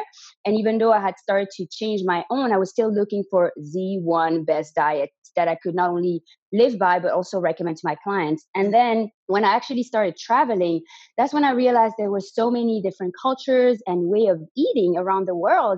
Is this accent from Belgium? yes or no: yes; Belgium; first language French; English is a second language; moved away as an adult; also born or lived in Canada; now in Spain; If you can hear an accent, it's because originally I'm from Belgium. So my first language is actually French, but I moved to Canada when I was 18